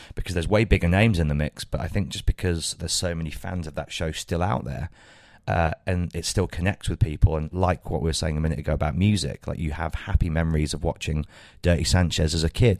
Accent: Birmingham, West Midlands, United Kingdom; my hometown

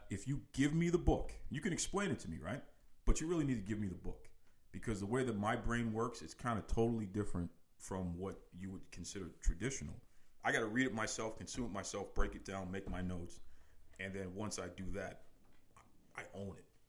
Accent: Boston, Massachusetts, United States; Born and raised in uh, Boston, Massachusetts, specifically uh, the Fuller Street area of Dorchester, and uh, also a Mattapan

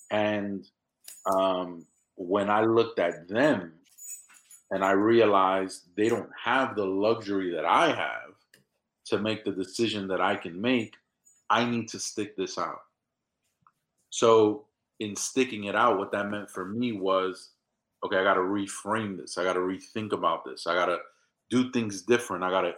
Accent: New York, United States; I come from a place where it was really difficult. I mean, I come from the South Bronx in New York City. I'm the first one in my family born in the United States of America.

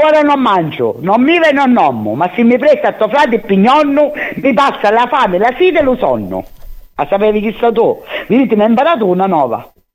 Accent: Catania, Sicily, Italy; sogno catanese verace e orgogliosa di essere catanese

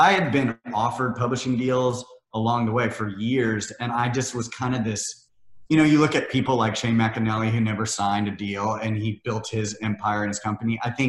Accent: Missouri, United States; also born or lived in Iowa; Well, it's funny, I mean, growing up in Missouri and Iowa, you're not surrounded by the community like you are here, or LA or New York or London or any of these.

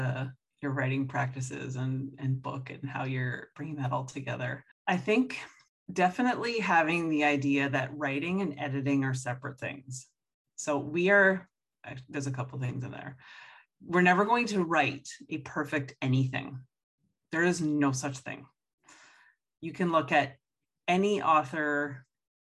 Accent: Toronto, Ontario, Canada; I grew up in Toronto, so French is the second official language, and we had to take it in school

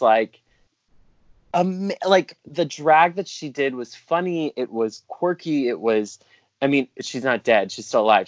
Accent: South Carolina, United States; moved away; I'm from South Carolina originally

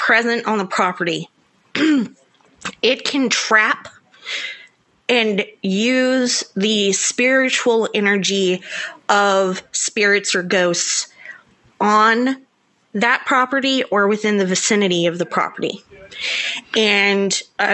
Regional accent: the South, United States; accent: southern; my southern accent gets real heavy

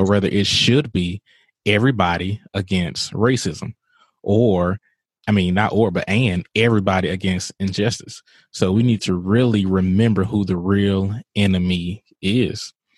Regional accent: Mississippi, United States; Jackson, Mississippi, my home state

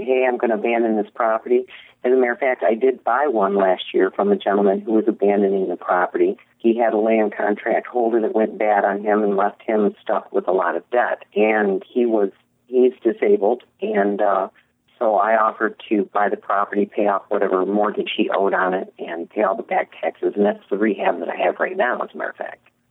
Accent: Michigan, United States; also born or lived in Miami, Florida / Kalamazoo, Michigan / Hastings, Michigan; I'm from Michigan originally.

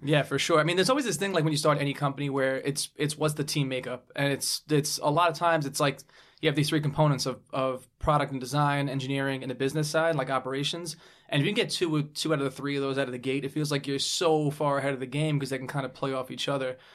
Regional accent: New York City, New York, United States; I grew up in Brooklyn

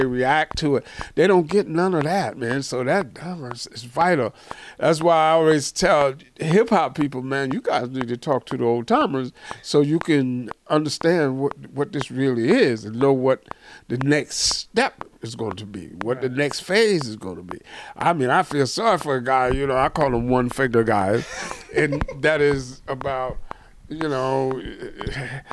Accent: Eastern Shore of Maryland, United States; all of us are from Maryland. Okay. We're all from the Eastern Shore of Maryland.

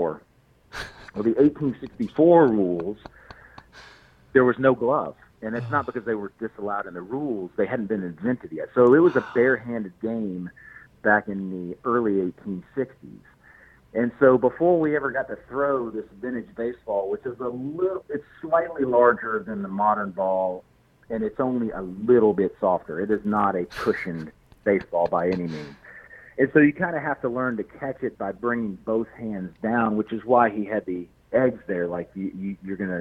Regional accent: Memphis, Tennessee, United States; also born or lived in Maine; now in Tennessee, United States; I grew up in Memphis

